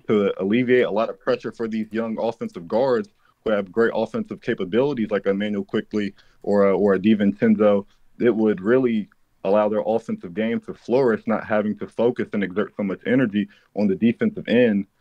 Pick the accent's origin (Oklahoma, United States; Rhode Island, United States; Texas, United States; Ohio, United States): Texas, United States; Dallas-Fort Worth area; also born or lived in Nacogdoches, Texas; I'm from, I'm from D F W, from the D F W area